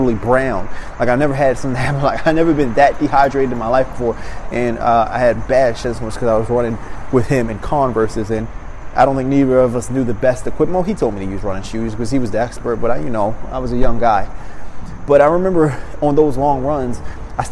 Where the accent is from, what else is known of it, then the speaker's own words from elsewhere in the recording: Maryland, United States; moved away; I come from Maryland.